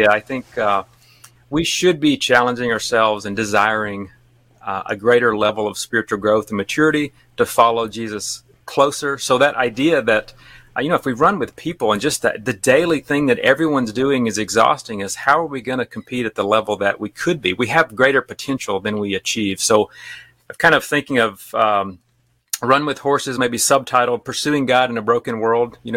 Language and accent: English; Alabama, United States; accent: Alabama; moved away as an adult; now in Japan; We've now lived in Japan longer than I lived in Alabama, so I haven't lost all of my accent, but a lot of it.